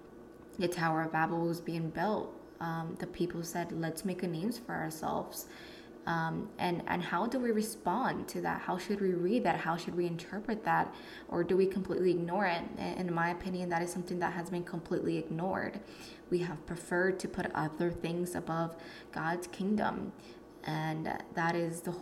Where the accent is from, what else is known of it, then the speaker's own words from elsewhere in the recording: Connecticut, United States; I am from Connecticut.